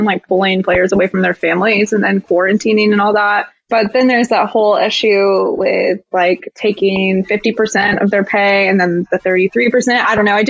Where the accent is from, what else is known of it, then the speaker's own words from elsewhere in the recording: Texas, United States; I'm from Texas